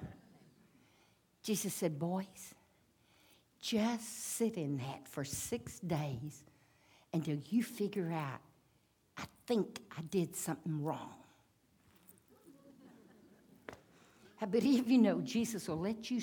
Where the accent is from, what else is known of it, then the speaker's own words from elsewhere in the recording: United States; I'm an American